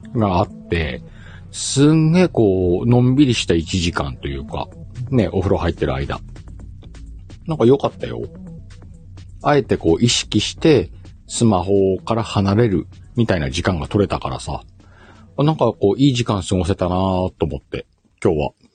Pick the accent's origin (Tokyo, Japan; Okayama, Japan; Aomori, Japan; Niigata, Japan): Aomori, Japan; born or raised there